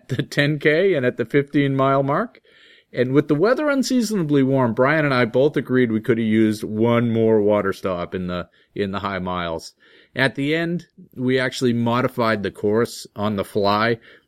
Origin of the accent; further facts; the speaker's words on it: Groton, Massachusetts, United States; my hometown of Groton, Mass